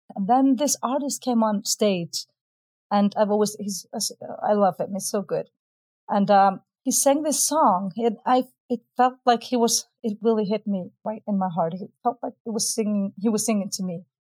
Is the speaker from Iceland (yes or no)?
yes; Iceland; I'm from Iceland.